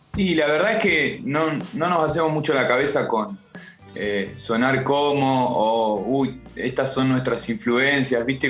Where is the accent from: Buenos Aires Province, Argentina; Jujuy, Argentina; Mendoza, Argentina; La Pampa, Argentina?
La Pampa, Argentina; Somos de, somos de La Pampa nosotros